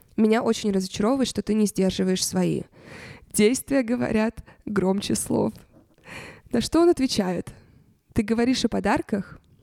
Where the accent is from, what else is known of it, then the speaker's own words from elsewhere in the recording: Russia; откуда я, я говорю, из России